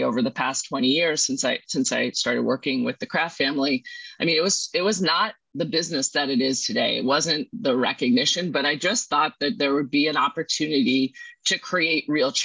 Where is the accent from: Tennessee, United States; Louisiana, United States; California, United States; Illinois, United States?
Illinois, United States; outside of Chicago; I grew up outside of Chicago